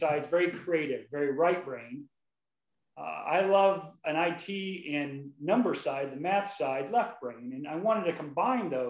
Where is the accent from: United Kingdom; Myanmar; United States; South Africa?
United States; Wahoo, Nebraska; moved away as an adult; now in Dallas, United States; I grew up, I was born in Wahoo, Nebraska, 50 years ago, just a little bit ago. So, listen, I grew up, I lived in Nebraska.